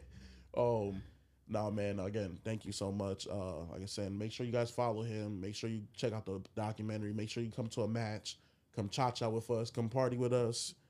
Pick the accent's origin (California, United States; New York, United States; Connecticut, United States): New York, United States; I'm from New York